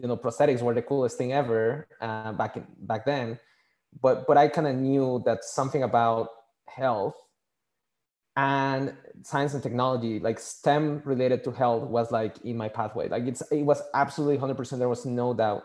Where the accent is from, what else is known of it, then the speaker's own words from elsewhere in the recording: Mexico City, Mexico; first language Spanish; English is a second language; moved away; I was born and raised in Mexico City. So my first language is Spanish.